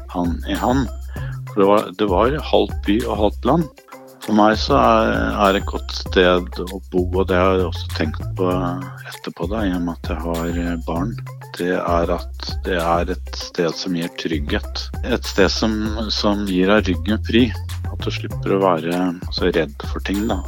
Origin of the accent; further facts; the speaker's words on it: Oslo, Norway; Jeg lærte alt å vokse opp på Grorud